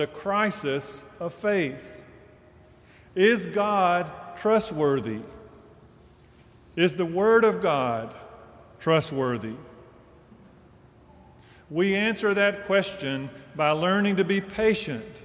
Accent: Deep South, United States; as a child growing up in the Deep South

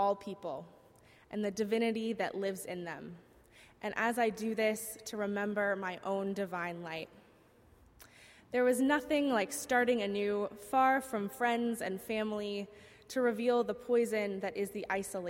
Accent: Southern Virginia, United States; moved away as an adult; now in Boston, United States; I grew up in Southern Virginia

